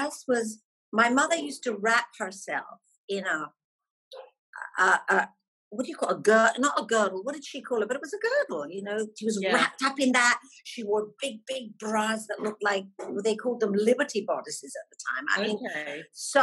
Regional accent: Scotland, United Kingdom; moved away as an adult; I was fresh out of Scotland then.

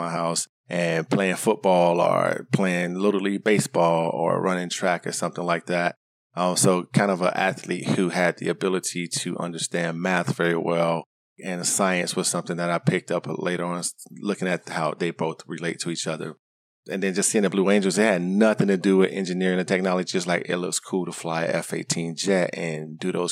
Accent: Miami, Florida, United States; moved away as an adult; also born or lived in Tallahassee, Florida; I grew up in Miami, Florida. I was born and raised there until I graduated high school, then moved to Tallahassee

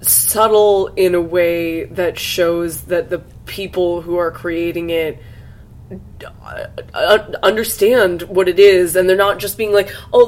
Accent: California, United States; I'm from California.

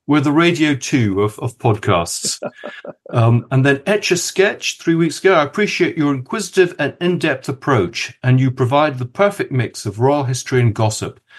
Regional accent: Kenya; born there; Well, it's it's a subject that interests me because I was born in Kenya, uh, and my father knew many of the people that we're going to talk about.

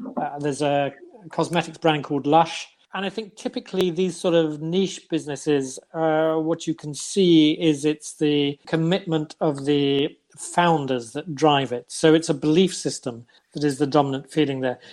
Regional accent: London, United Kingdom; first language English; moved away as an adult; now in Norway; I come from London

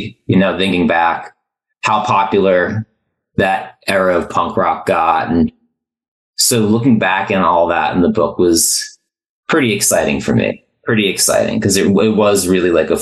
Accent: New Jersey, United States; I grew up in New Jersey.

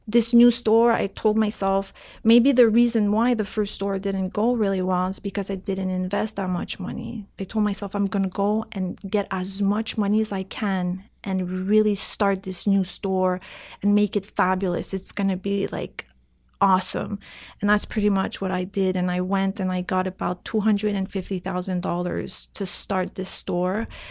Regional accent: Canada; English is a second language; I'm, I'm French Canadian, and at that time, I couldn't really speak English really well

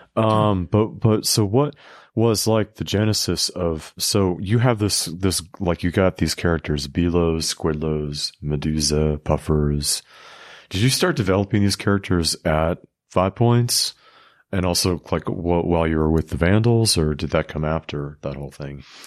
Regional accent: West Coast, United States; moved away; I'm from the West Coast

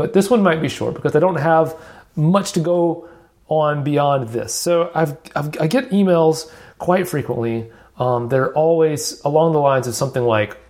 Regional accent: Alabama, United States; born there; accent: Southern; I'm Southern. I was born in Alabama. I'm not kidding anybody. I fake not having a Southern accent, but that was my attempt to embrace my roots.

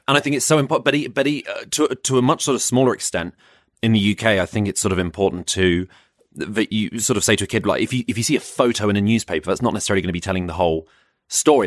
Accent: Croydon, London, United Kingdom; also born or lived in West Sussex; I'm from Croydon

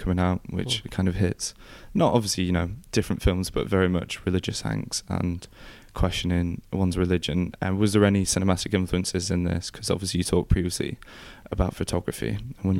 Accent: the north of England, United Kingdom; growing up in the North

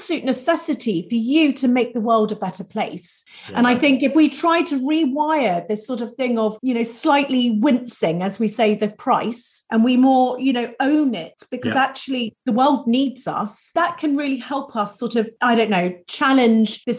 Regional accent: United Kingdom; we're very British sometimes

